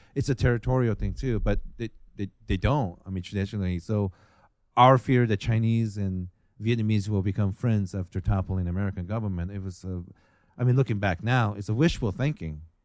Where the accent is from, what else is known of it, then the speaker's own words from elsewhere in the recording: Japan; moved away; I'm from Japan